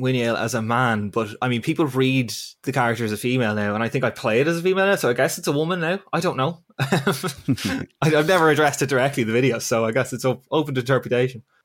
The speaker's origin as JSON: {"language": "English", "town": "Navan", "region": "Leinster", "country": "Ireland", "also_born_or_lived": "Northern Ireland", "moved": "as an adult", "said": "I am from Navan in County Meath."}